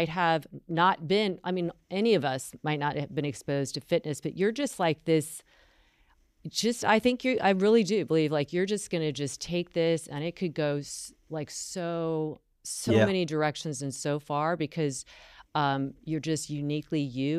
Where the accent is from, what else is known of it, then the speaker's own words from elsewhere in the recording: North Carolina, United States; I'm from North Carolina and the South.